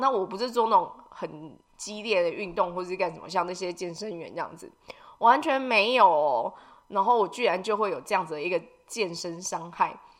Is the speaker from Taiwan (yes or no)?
yes; Taiwan; 我们台湾人